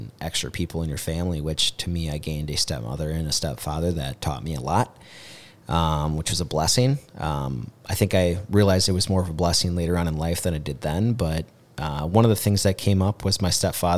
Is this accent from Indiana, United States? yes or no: no; Mankato, Minnesota, United States; I'm a Mankato boy, and grew up on 325 Van Brunt Street, right down by Mankato West.